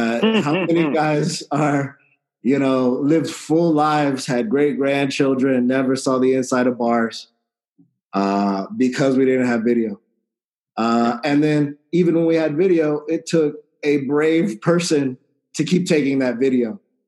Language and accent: English; San Antonio, Texas, United States; I grew up in San Antonio, Texas